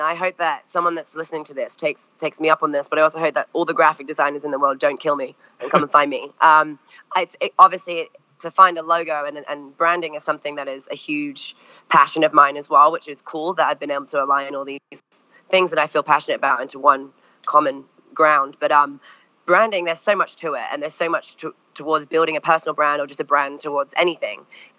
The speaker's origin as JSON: {"language": "English", "country": "France", "tie": "born or raised there", "also_born_or_lived": "Longmeadow, Massachusetts, United States", "said": "I'd skied a little bit growing up in France, but was definitely not good."}